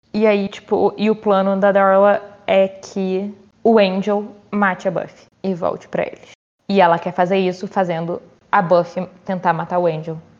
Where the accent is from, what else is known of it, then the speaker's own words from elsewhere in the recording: Brazil; eu sou brasileira